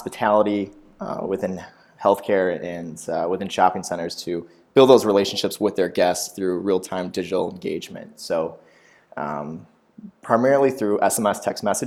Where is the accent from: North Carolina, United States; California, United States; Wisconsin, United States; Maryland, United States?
Wisconsin, United States; Green Bay; born and raised in Green Bay.